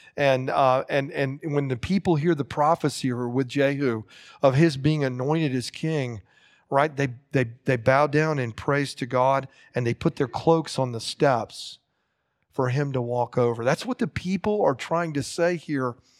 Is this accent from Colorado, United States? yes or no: no; Lakeland, Florida, United States; growing up in Lakeside Baptist Church in Lakeland, Florida in the late sixties and early seventies